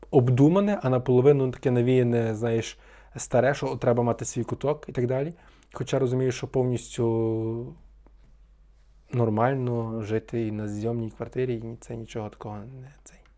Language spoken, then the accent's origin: Ukrainian; Ivano-Frankivsk, Ivano-Frankivsk Oblast, Ukraine; Франківськ мені якби найрідніше місто з таких обласних е, більших, та, бо бо я тутешній, фактично.